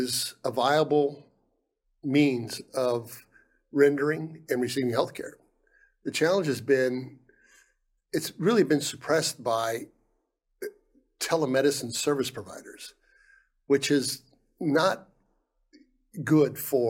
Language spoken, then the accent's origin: English; Ohio, United States; moved away as an adult; also born or lived in Guam; I'm from Ohio. I'm a Buckeye. I went to Ohio State